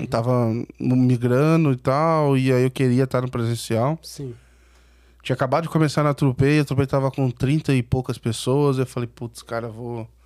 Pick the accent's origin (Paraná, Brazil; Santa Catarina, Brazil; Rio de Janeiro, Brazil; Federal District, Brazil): Rio de Janeiro, Brazil; interior of Rio de Janeiro state, Brazil; moved away as an adult; now in São Paulo, Brazil; eu sou do interior do Rio, então assim, lá não tem praia